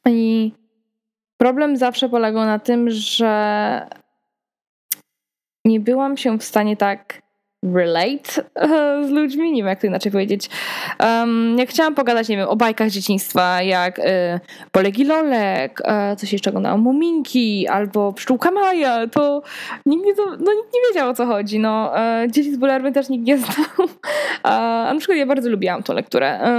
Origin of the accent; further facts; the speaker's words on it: Poland; Ale wiadomo, że zawsze mówiłam, że z Polski, no bo jak miałam, co miałam kłamać.